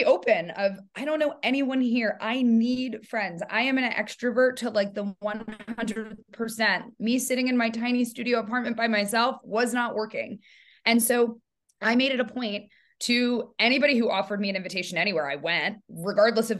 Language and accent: English; New York, United States; moved away as an adult; now in San Francisco, United States; I live in San Francisco, but I am a New Yorker. I moved from New York 7 years ago.